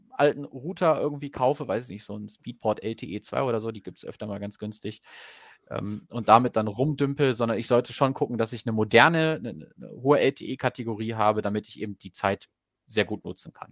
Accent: Goslar, Lower Saxony, Germany; Ich komme ja ursprünglich aus Goslar und habe das dann relativ relativ schnell irgendwie durch lokale Nachrichten auch mitbekommen.

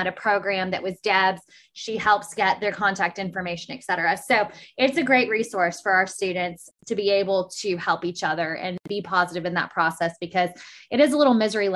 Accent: Arkansas, United States; I'm from Arkansas

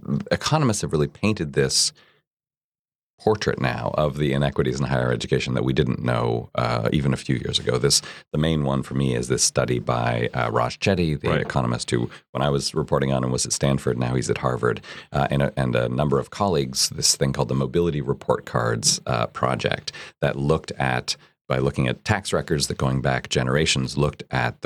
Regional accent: Canada; now in United States; I'm from Canada

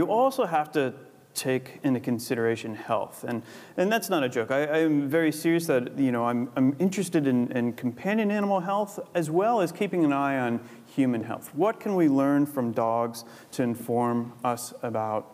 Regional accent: United States; now in United Kingdom; I'm American

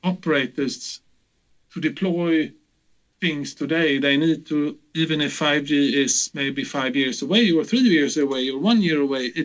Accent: Gothenburg, Västra Götaland, Sweden; my hometown Gothenburg

